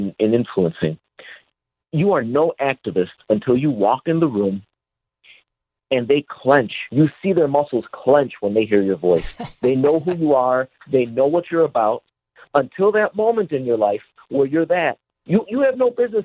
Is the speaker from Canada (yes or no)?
no; Chicago, Illinois, United States; moved away; also born or lived in California; I'm a transplant from Chicago